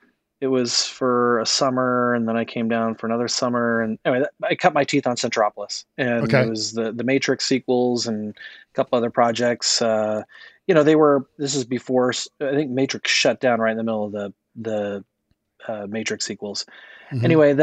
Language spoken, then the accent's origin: English; Oregon, United States; moved away; also born or lived in Los Angeles; So baby Griff, I grew up in Oregon, Minnesota, right. Oregon. And then I went to school at the Oregon State University, where it was, I had a business degree. But in the middle of all that, I came down and worked in Los Angeles